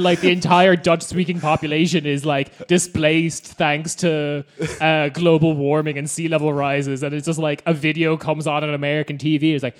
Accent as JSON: {"language": "English", "country": "Ireland"}